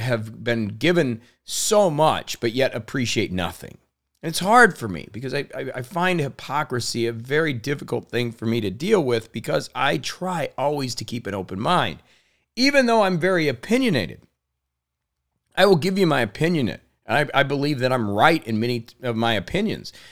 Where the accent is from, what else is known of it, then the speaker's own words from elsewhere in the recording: Indiana, United States; being born in Indiana to thirty thousand, you know, people, uh, a farm community, grew up really not knowing anybody outside of my area